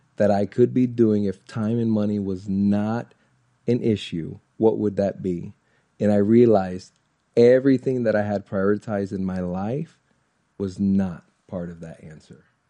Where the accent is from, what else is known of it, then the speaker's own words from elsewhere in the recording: Orlando, Florida, United States; I'm born and raised in Orlando, Florida